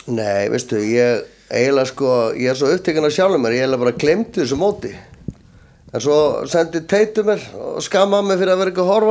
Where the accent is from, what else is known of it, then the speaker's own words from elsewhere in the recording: Reykjavík, Capital Region, Iceland; ég er alinu upp ég fæðist í Möðrufelli 1980 fæðist ég á landsbytalunum Reykjavík bý í maðurufell í fjóra mánuð ára mammin og pappi og sískinu mín flytja í hólana bregðaltið